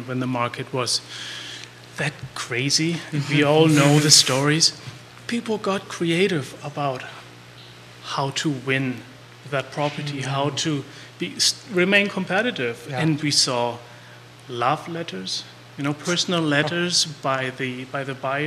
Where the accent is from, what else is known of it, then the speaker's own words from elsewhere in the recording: Germany; moved away as an adult; now in Charlottesville, United States; I'm from Germany